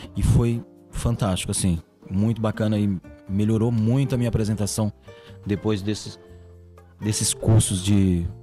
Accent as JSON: {"language": "Portuguese", "town": "Catunda", "region": "Ceará", "country": "Brazil", "tie": "born or raised there", "moved": "yes", "said": "quando eu tinha mais ou menos uns 8 anos de idade, lá no Ceará, uma cidade muito pequena, eu sou do Ceará, chamado, uma cidade chamada Catunda, é a minha cidade."}